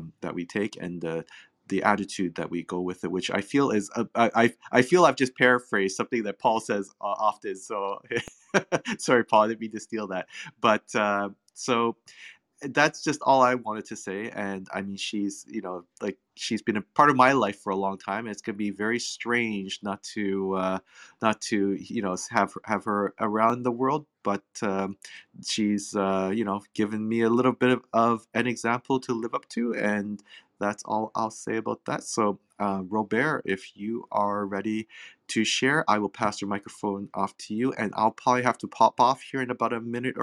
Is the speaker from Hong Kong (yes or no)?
yes; Hong Kong; also born or lived in England; now in Canada; I was born in Hong Kong. I mean, obviously living in Canada